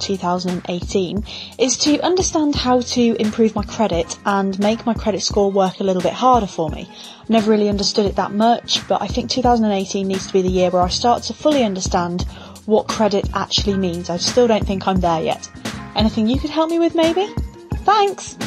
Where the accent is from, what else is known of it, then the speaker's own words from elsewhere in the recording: Coventry, West Midlands, United Kingdom; I'm from Coventry in England